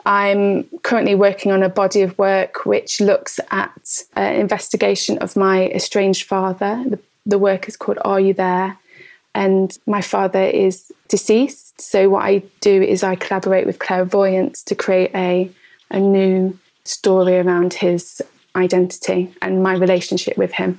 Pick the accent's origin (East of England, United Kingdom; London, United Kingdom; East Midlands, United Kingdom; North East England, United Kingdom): East Midlands, United Kingdom; Derby; I come from Derby in the East Midlands.